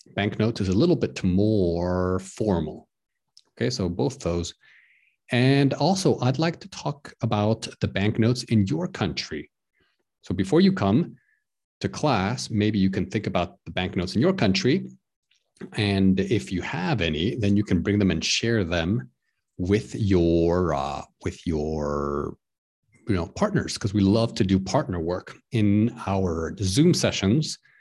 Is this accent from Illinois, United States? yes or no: no; Texas, United States; now in Prague, Czech Republic; I'm from the United States of America. I'm from Texas